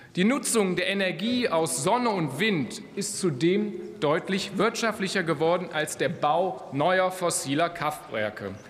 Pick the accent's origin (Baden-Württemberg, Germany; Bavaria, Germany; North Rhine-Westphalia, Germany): North Rhine-Westphalia, Germany; Rhein-Kreis Neuss; meine Heimat, der Rheinkreis Neuss, mitten im rheinischen Revier.